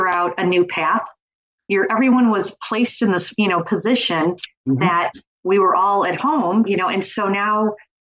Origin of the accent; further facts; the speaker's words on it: Missouri, United States; I'm from Missouri